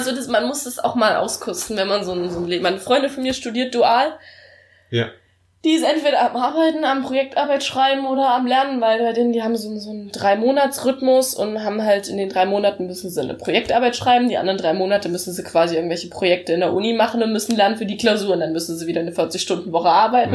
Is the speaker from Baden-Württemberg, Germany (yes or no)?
no; Thuringia, Germany; bei uns in Thüringen ist halt Mathe sowieso erhöhtes Anforderungsniveau